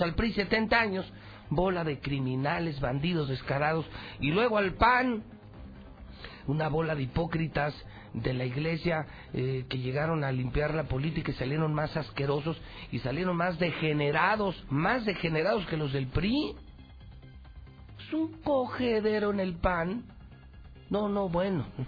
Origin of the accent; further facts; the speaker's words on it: Mexico; usted y yo somos mexicanos